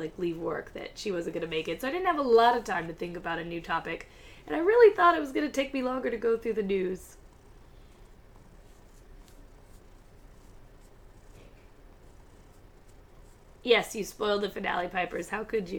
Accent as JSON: {"language": "English", "region": "Virginia", "country": "United States", "tie": "born or raised there", "moved": "yes", "lives_now": "California, United States", "said": "growing up in Virginia, the internment of the Japanese in camps was something we went over very briefly in school"}